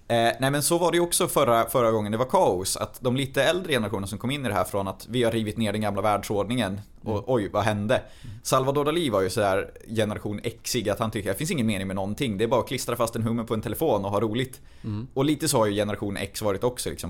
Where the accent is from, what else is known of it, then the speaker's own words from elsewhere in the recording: Arvika, Värmland, Sweden; Jag kommer från Arvika.